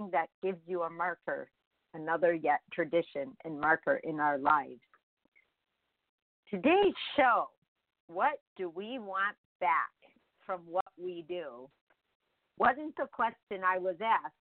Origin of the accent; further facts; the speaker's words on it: Chicago, Illinois, United States; English is a second language; I was just born in Chicago.